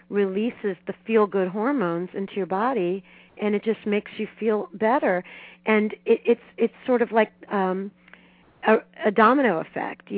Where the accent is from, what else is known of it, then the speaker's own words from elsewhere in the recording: Miami, Florida, United States; I grew up in Miami